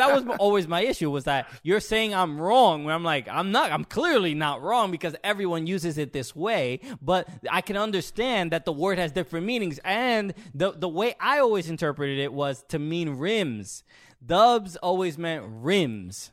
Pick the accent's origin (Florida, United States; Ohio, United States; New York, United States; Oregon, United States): New York, United States; New York City; I grew up in Brooklyn, New York